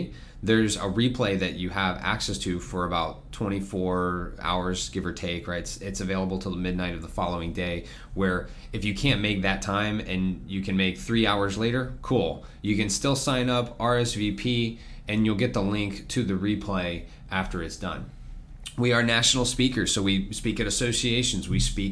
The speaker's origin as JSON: {"language": "English", "region": "Florida", "country": "United States", "tie": "born or raised there", "said": "I was born and raised in Florida. I'm a fourth generation"}